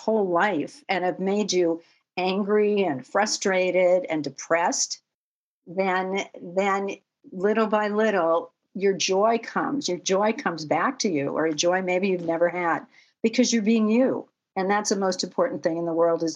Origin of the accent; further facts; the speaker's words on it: Los Angeles, California, United States; also born or lived in Manhattan, New York; I grew up in Westwood Village, where UCLA is